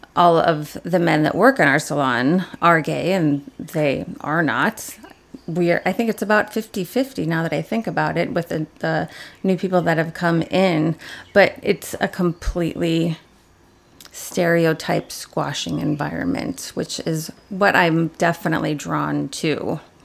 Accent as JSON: {"language": "English", "town": "Aurora", "region": "Illinois", "country": "United States", "tie": "born or raised there", "said": "I was born in Aurora, Illinois"}